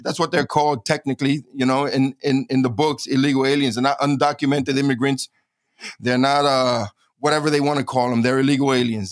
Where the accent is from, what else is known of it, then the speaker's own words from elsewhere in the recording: New York City, New York, United States; moved away as an adult; also born or lived in Florida / Eagle Pass, Texas; now in San Antonio, United States; I grew up in New York City.